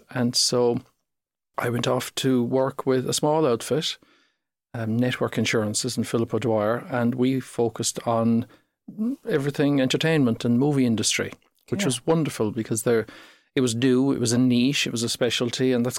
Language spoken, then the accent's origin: English; County Cork, Ireland; I was born and reared in, I'm a proud Corkman, so born and reared on the other side of Charleville in North Cork.